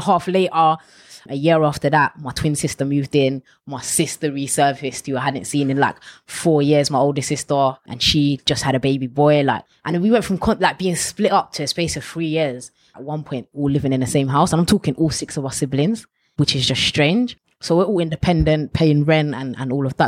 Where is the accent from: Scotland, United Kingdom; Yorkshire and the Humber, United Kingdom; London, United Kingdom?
London, United Kingdom; Ilford; Ilford and around that area was kind of where I grew up